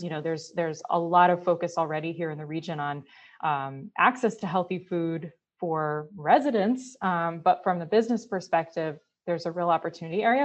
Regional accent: Connecticut, United States; moved away as an adult; growing up here

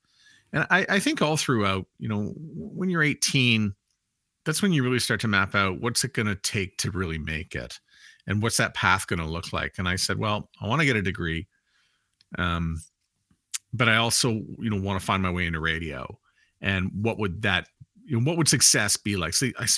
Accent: Montreal, Quebec, Canada; Born and raised in Montreal.

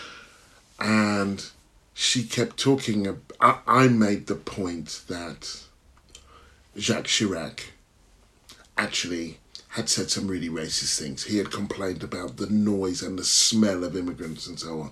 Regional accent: Stevenage, East of England, United Kingdom; also born or lived in Hitchin; Stevenage. Where were you born? Hitchin

